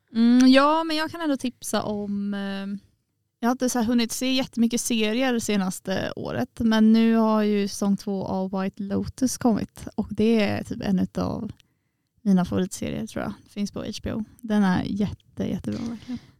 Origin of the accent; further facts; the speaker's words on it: Småland, Sweden; moved away; Jag är från Småland.